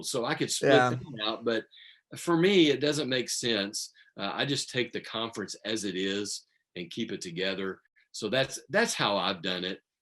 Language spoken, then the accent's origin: English; Midland, Texas, United States; growing up in Midland